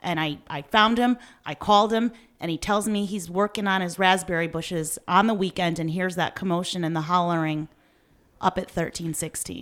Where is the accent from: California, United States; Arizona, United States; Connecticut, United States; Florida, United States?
Connecticut, United States; Meriden; we grew up in Meriden